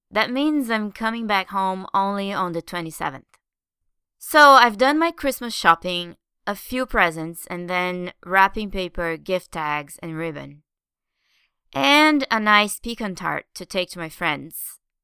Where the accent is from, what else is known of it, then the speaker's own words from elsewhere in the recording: Brazil; now in London, United Kingdom; my home country